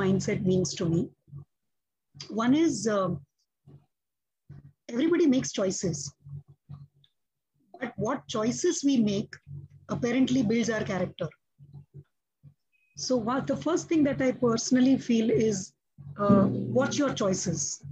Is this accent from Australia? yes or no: no; Mumbai, Maharashtra, India; I have been born and raised in Mumbai